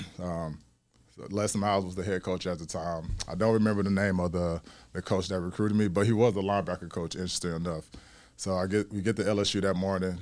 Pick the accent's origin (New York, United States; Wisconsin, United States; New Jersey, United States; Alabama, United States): Alabama, United States; Mobile; moved away; also born or lived in Chicago, Illinois; I'm from Mobile, Alabama, um, born and raised